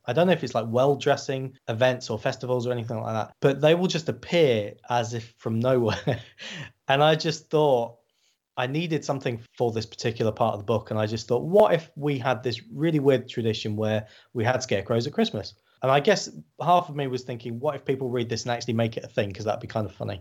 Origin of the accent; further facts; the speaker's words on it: Glossop, East Midlands, United Kingdom; in my hometown, in the north of England